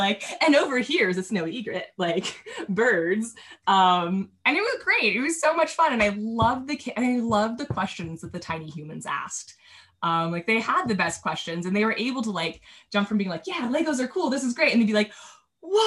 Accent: Carlsbad, California, United States; also born or lived in Prescott, Arizona; I ended up at Legoland, California, in my hometown

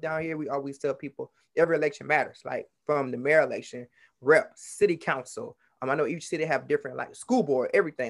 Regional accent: Baton Rouge, Louisiana, United States; I'm from Baton Rouge, Louisiana

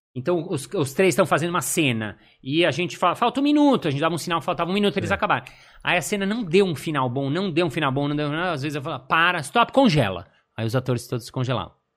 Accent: Brazil; eu sou do Brasil

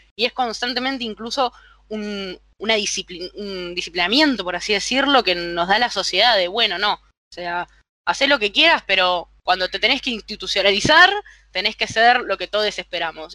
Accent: Buenos Aires, Argentina; desde acá, desde el lugar argentino, también porteño

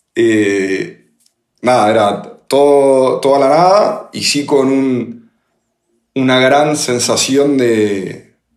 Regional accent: Buenos Aires, Argentina; moved away; en Buenos Aires, yo soy de ahí

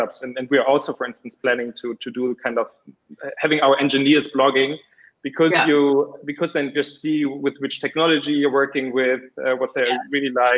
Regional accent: Berlin, Germany; I'm from Berlin

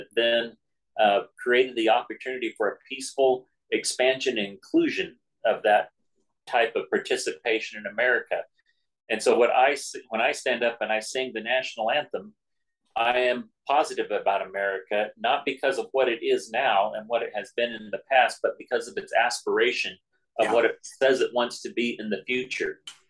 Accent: United States; Because I value being an American.

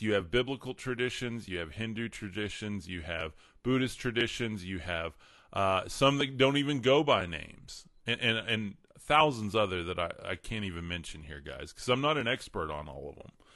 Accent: Amarillo, Texas, United States; born and raised in Amarillo, Texas, West Texas

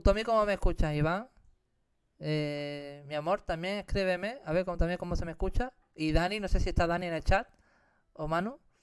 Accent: Algeciras, Andalusia, Spain; moved away; en mi tierra, en Andalucía, en Algeciras, Cádiz.

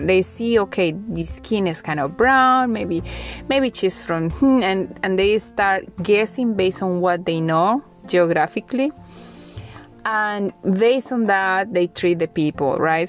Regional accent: Colombia; moved away as an adult; now in Bulgaria; I am from Colombia, but now I live in Bulgaria

